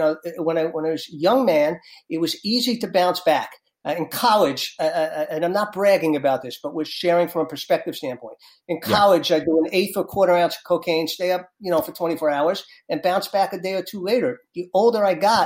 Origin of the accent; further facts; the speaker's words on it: Yonkers, New York, United States; accent: New York; now in Florida, United States; I was brought up in Yonkers, New York, with very wonderful, loving parents